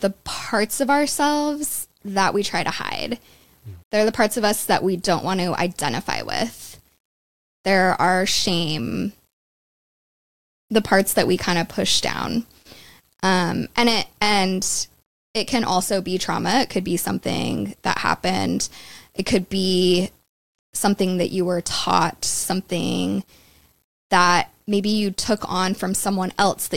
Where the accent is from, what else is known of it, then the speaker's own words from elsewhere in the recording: Utah, United States; moved away; also born or lived in London; growing up in Utah my whole life